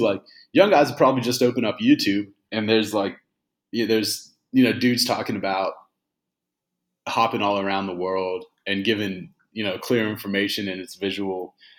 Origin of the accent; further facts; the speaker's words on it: Indiana, Pennsylvania, United States; moved away as an adult; also born or lived in Texas / Mexico City, Mexico; now in Buenos Aires, Argentina; I grew up in an old coal mining town called Indiana